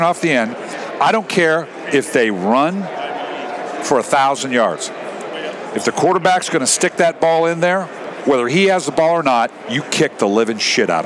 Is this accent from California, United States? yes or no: yes; Los Angeles, California, United States; I grew up in L.A.